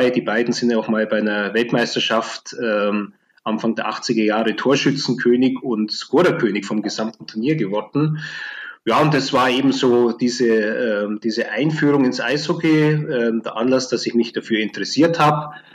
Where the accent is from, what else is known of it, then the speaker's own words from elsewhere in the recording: Augsburg, Bavaria, Germany; Ähm, also ich bin ja groß geworden in Augsburg, ähm, der Stadt mit dem, äh, wie der Augsburger Former sagt, ältesten Eislauftreibenden Verein in Deutschland von 1878.